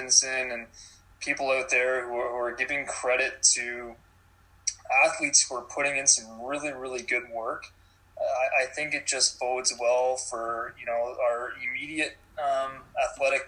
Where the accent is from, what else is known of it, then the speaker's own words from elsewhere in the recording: Cambridge, Ontario, Canada; I grew up in Cambridge, born, raised, still lived here